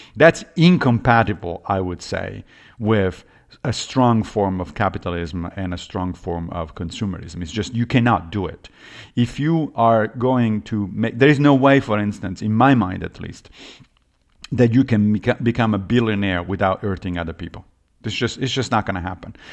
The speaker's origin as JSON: {"language": "English", "town": "Rome", "region": "Lazio", "country": "Italy", "tie": "born or raised there", "moved": "yes", "lives_now": "New York, United States", "said": "I grew up Catholic in Rome"}